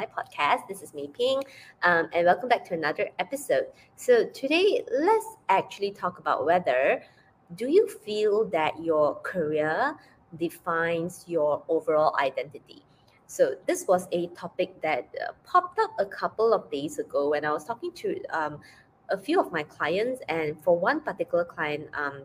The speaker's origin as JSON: {"language": "English", "region": "Penang", "country": "Malaysia", "tie": "born or raised there", "moved": "as an adult", "said": "I returned back to Penang, Malaysia, to spend time with her."}